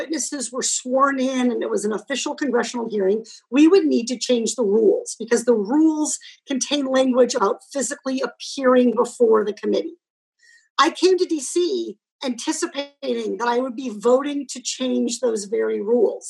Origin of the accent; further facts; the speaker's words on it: California, United States; as a Californian